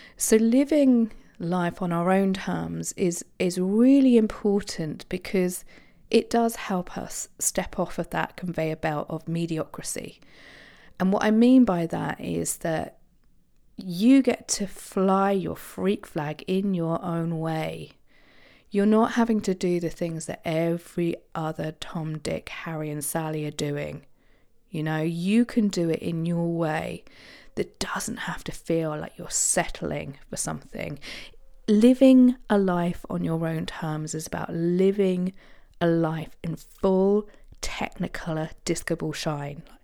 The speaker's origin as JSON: {"language": "English", "area": "Isle of Wight", "region": "South East England", "country": "United Kingdom", "tie": "born or raised there", "said": "I grew up on the Isle of Wight"}